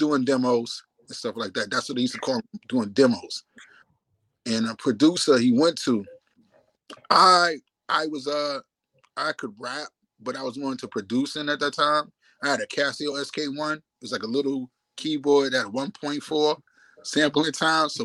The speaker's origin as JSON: {"language": "English", "town": "New York City", "region": "New York", "country": "United States", "also_born_or_lived": "Brooklyn, New York / South Bronx, New York", "said": "I'm from Staten Island, New York City, and downtown Brooklyn, and I had a part in South Bronx, but Staten Island is my root"}